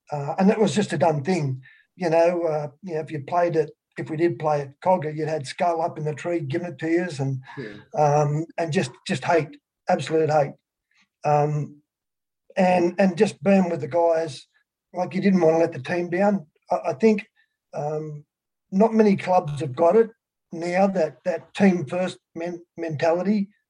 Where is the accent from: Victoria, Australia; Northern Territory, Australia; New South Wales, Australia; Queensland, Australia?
New South Wales, Australia; Lake Illawarra; also born or lived in Narrabri; I moved from Narrabri when I was 2 and lived down the south coast, a place called Lake Illawarra.